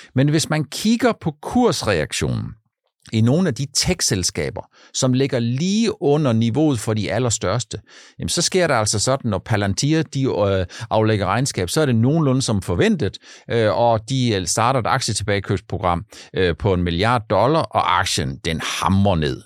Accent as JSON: {"language": "Danish", "area": "Funen", "region": "Southern Denmark", "country": "Denmark", "tie": "born or raised there", "also_born_or_lived": "Langeland", "said": "på Fyn, der hvor jeg er vokset op, eller på Langland"}